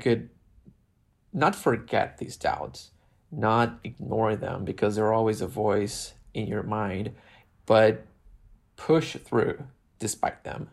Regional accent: Brazil; moved away as an adult; now in Los Angeles, United States; my experience in my island and my hometown in Brazil

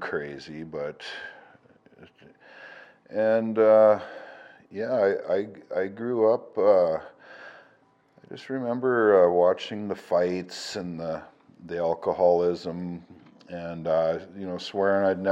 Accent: Portage la Prairie, Manitoba, Canada; I was born in Manitoba. Portage la Prairie, Manitoba is where I'm from.

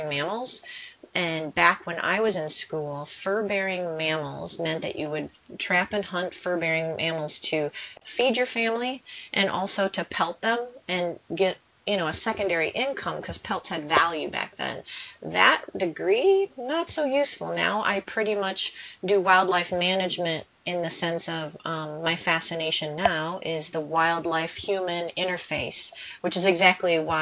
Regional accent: Beardstown, Illinois, United States; also born or lived in Sycamore, Illinois; I grew up in Beardstown, Illinois, and we had a soil testing lab

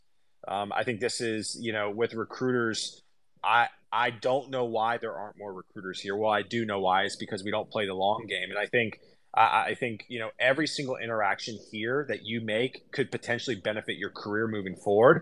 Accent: Columbia, South Carolina, United States; now in Nashville, United States; I grew up in South Carolina, actually Columbia

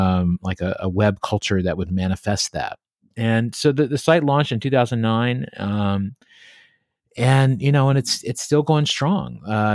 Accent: Clover Hollow, Virginia, United States; Well, I grew up in Southwest Virginia, a place called Clover Hollow. It's in the Appalachian Mountains. And I grew up there on a farm

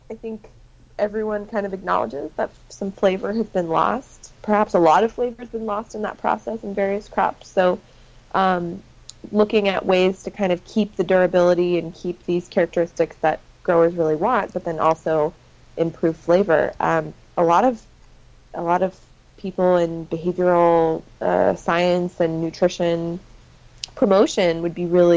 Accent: Washington, United States; I'm from Washington State, which is just objectively the best state in the union

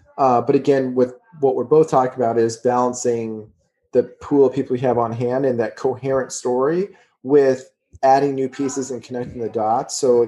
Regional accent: New Jersey, United States; I mean, I grew up in a part of the world, like where I grew up in New Jersey, had a really high South Asian population.

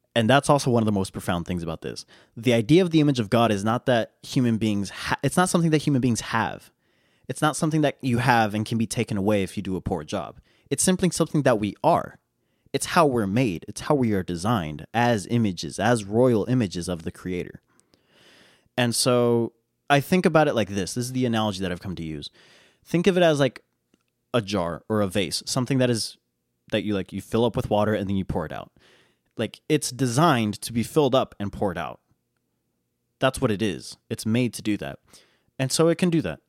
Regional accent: United States; I'm an American

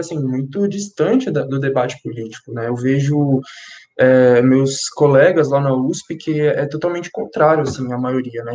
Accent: São Paulo, Brazil; now in Guarulhos, Brazil; eu nasci e cresci em São Paulo, na, no extremo norte de São Paulo, na Brasilândia. É, na adolescência, eu me mudei para Guarulhos com a minha família

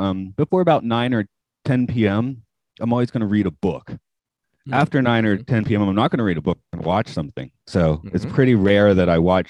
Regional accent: United States; moved away; being out of the States, I think I've mostly flattened my accent. I never really had much of a Southern twang to begin

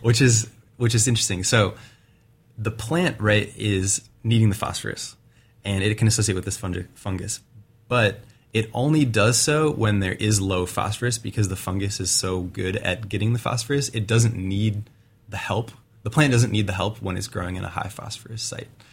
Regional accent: Wisconsin, United States; now in Oregon, United States; I'm from Wisconsin originally

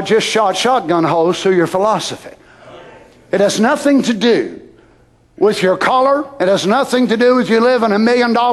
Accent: United States; as an American. I was born here

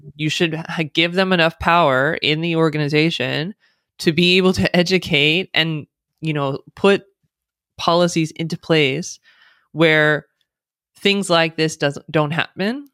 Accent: United States; accent: American; first language English; someone born and raised in the United States who speaks with an American accent, English is the only language I speak

